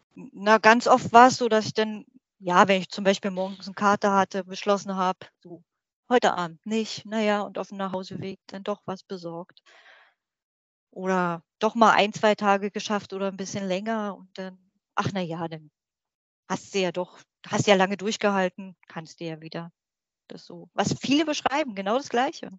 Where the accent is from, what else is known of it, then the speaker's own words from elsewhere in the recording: Berlin, Germany; moved away as an adult; now in Brandenburg, Germany; ich bin 46 Jahre alt, in Berlin groß geworden, wohne jetzt im schönen Brandenburg